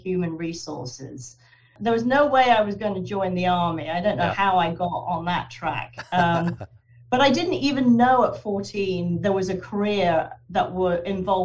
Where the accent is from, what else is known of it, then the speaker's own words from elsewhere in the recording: Guildford, South East England, United Kingdom; moved away as an adult; also born or lived in London, United Kingdom / Wallingford, Connecticut, United States; now in Vermont, United States; I was born and raised in England